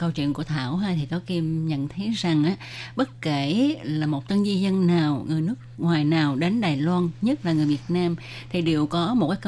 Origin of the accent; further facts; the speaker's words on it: Vietnam; người Việt của mình